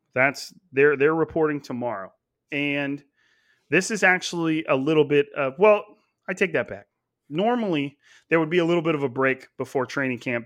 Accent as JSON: {"language": "English", "town": "Clovis", "region": "California", "country": "United States", "tie": "born or raised there", "said": "I actually grew up in Clovis, which is a, a suburb of Fresno, but it's all in Fresno County"}